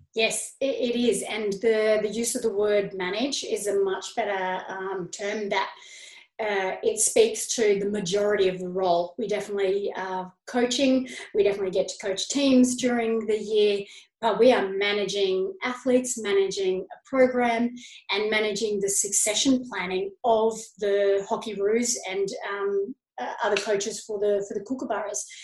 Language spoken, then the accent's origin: English; Canberra, Australian Capital Territory, Australia; now in Sydney, Australia; when I was growing up in Canberra